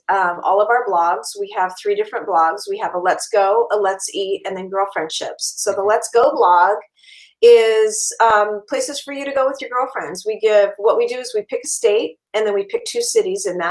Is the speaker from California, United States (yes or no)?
yes; California, United States; now in Minnesota, United States; I'm originally from California